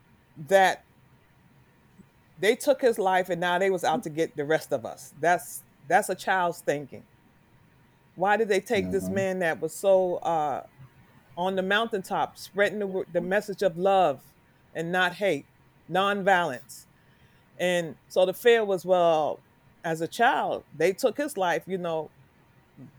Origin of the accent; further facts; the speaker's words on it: New York City, New York, United States; I'm come from New York, Harlem. And I can remember as a young child